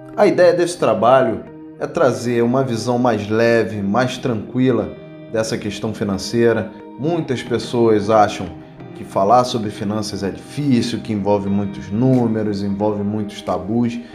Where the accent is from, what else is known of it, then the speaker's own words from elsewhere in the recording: Rio de Janeiro, Brazil; also born or lived in Curitiba; eu que sou natural do Rio de Janeiro